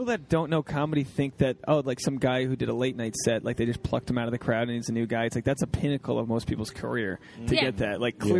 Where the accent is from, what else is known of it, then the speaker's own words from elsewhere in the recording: Rhode Island, United States; moved away as an adult; my family's here. Everyone wants to see me. It's my hometown.